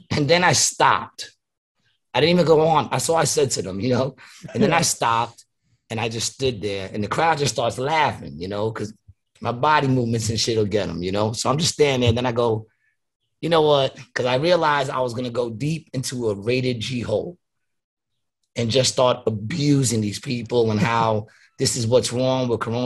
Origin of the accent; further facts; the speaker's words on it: New York City, New York, United States; I was from Queens